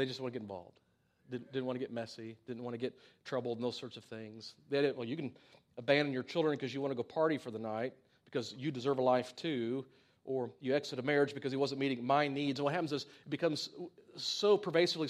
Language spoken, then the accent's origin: English; United States; being an American and growing up in the society and culture